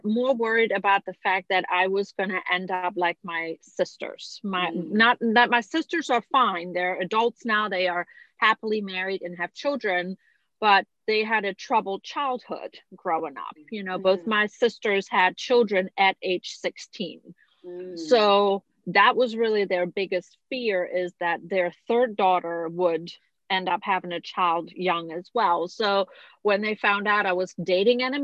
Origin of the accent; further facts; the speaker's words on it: Germany; moved away as an adult; now in United States; I was born and raised in Germany